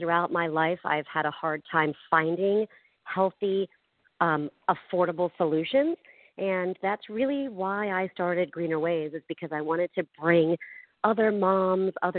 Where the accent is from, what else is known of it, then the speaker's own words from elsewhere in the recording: outside of Philadelphia, Pennsylvania, United States; moved away as an adult; also born or lived in Long Island, New York / Manhattan, New York / Weehawken, New Jersey; now in Southern California, United States; I grew up outside of Philadelphia.